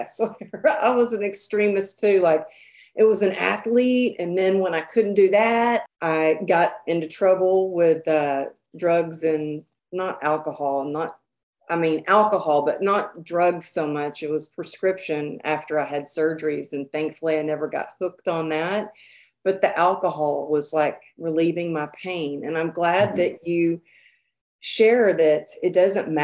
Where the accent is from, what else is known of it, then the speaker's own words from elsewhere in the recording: the Bible Belt, United States; growing up in the Bible Belt here.